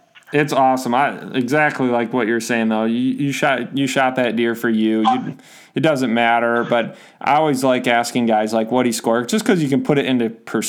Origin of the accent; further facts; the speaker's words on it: Michigan, United States; I'm from Michigan.